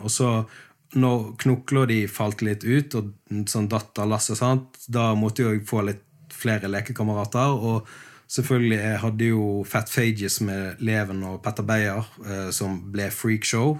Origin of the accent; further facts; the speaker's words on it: Bergen, Vestland, Norway; moved away as an adult; now in Sørlandet, Norway; eksilbergenser, jeg òg. Jeg er jo eh, blitt sørlending. Det ble jo jeg i 2016